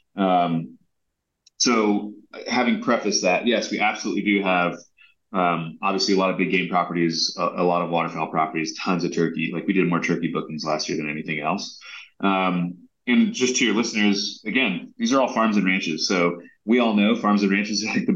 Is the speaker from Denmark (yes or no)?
no; Southern California, United States; now in Montana, United States; I grew up in Southern California